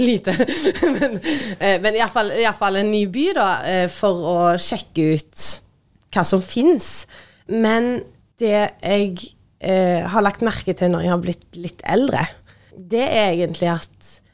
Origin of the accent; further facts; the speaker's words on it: Tysvær, Rogaland, Norway; moved away as an adult; also born or lived in Oslo, Norway; now in Stavanger, Norway; kommer jeg fra Tysvær